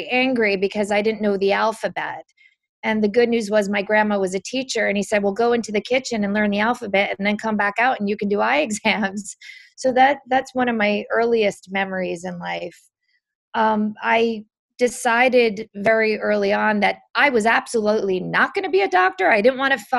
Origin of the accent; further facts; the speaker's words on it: New Jersey, United States; I grew up in New Jersey